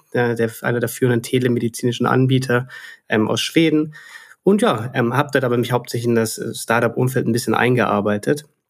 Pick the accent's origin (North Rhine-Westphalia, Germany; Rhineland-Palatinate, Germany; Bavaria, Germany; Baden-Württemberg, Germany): Baden-Württemberg, Germany; Stuttgart; also born or lived in Reutlingen / Barcelona / Dublin; bin Schwabe, ähm, komme aus Stuttgart